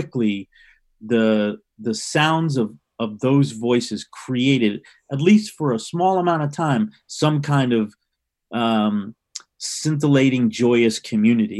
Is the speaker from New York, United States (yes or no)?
yes; New York City, New York, United States; I grew up in New York City in the late 60s